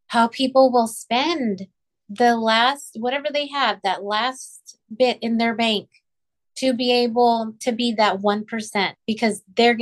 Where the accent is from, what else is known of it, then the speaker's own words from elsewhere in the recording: Rio Grande Valley, Texas, United States; moved away; I grew up in the Rio Grande Valley. It's like 99% Hispanic